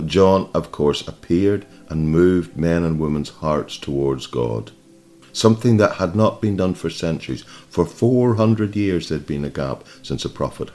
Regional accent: Ireland; I grew up in Ireland

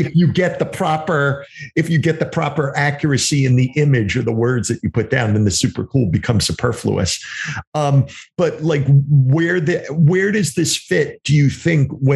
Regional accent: New York, United States; accent: New York; moved away; also born or lived in New Jersey / Pennsylvania; I have this New York way of saying things, even though I've lived in New Jersey and Pennsylvania for many years, but I come from New York

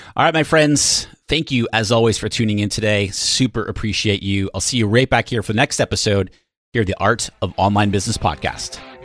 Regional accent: New Hampshire, United States; now in San Diego, United States; I am from the Northeast, from New Hampshire originally

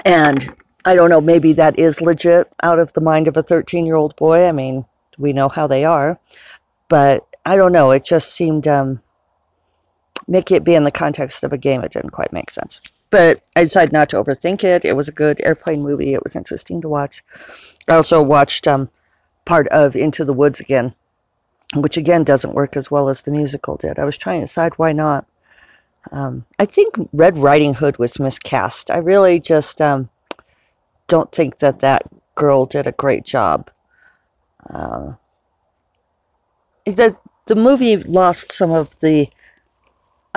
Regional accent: United States; an American citizen

